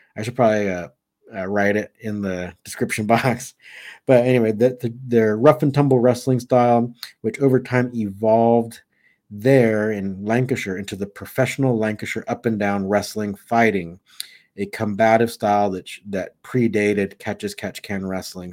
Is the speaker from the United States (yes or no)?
yes; Southern California, United States; I grew up in Southern California